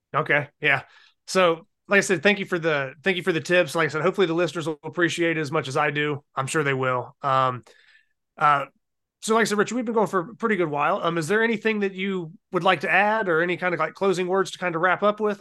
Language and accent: English; Ohio, United States; now in North Carolina, United States; I'm originally from Ohio